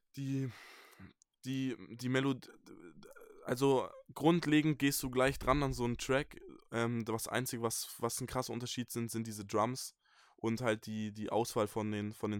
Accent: Bamberg, Bavaria, Germany; ich komme aus Bayern, aus dem wunderschönen Franken, ähm, aus Bamberg, einer kleinen Stadt

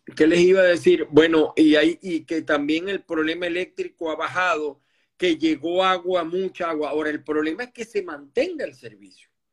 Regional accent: Maracay, Aragua, Venezuela; now in Miami, United States; de Maracay, de mi tierra también, Maracay

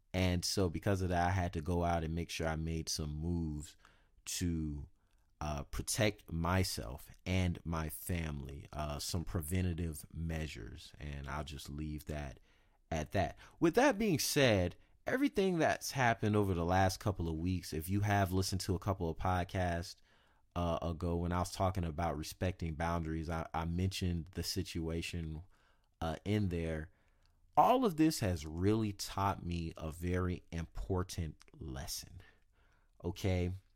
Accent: South Carolina, United States; moved away as an adult; now in Sacramento, United States; I'm from the South, And I'm from South Carolina.

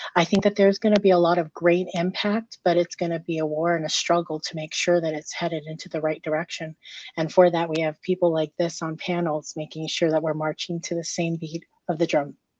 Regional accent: Micronesia; I'm Micronesian. So I'm from the Federated States of Micronesia.

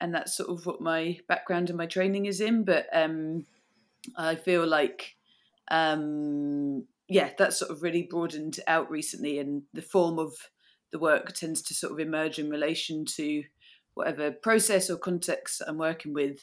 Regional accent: south of England, United Kingdom; moved away as an adult; now in Glasgow, United Kingdom; I'm not from here. I grew up in the south of England

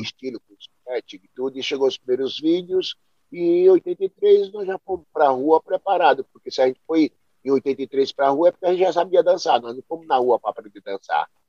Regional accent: Triunfo, Brazil; now in São Paulo, Brazil; assumir o nome da minha cidade

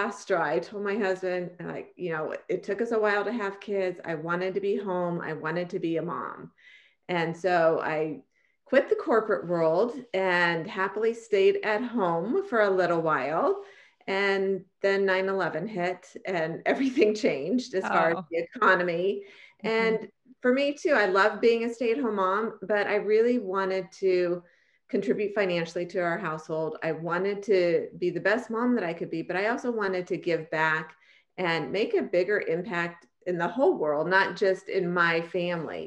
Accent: San Francisco Bay Area, Northern California, United States; born or raised there; moved away as an adult; also born or lived in Arizona

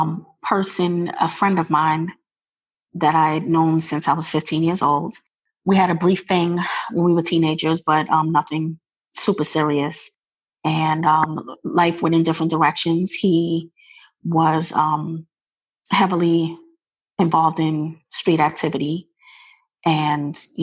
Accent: New York, United States; moved away as an adult; now in Maryland, United States; I'm originally from New York, but I reside in Maryland. I relocated here 17 years ago.

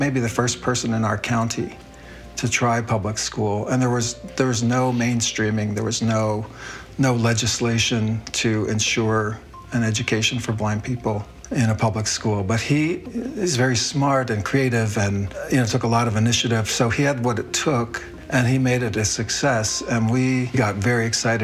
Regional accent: Philadelphia, Pennsylvania, United States; also born or lived in Williamsport, Pennsylvania; I was born in Williamsport, Pennsylvania, about 3 hours northeast of Philadelphia

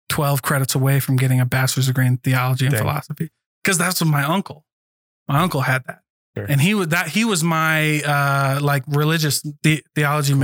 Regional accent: Midwest, United States; I just grew up in the Midwest

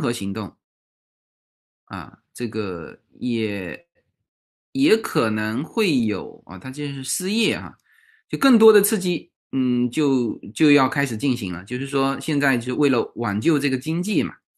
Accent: China; 这个对于我们中国人来说都不贵哈

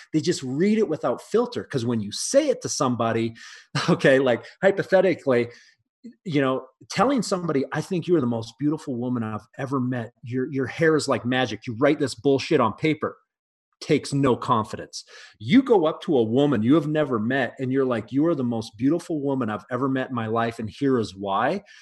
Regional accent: Canada; also born or lived in mountains of Canada; now in United States; I'm Canadian

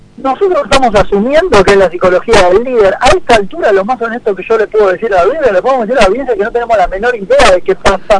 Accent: Argentina; nuestros propios argentinos

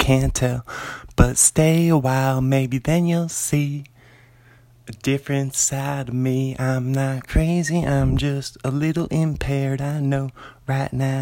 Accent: Bothell, Washington, United States; now in Pullman, United States; I'm an author from Pullman, Washington. Well, originally from Bothell, Washington. But I live in Pullman right now

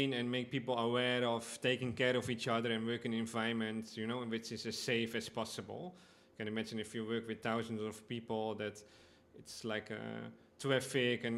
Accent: Amsterdam, North Holland, Netherlands; moved away as an adult; now in Aruba; I come from Amsterdam, the Netherlands

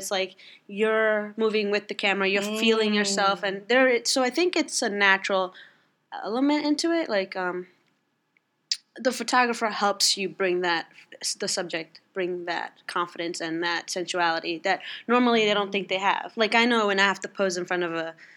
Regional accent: New York, United States; I was born and raised here, so New York is what I know. It's home.

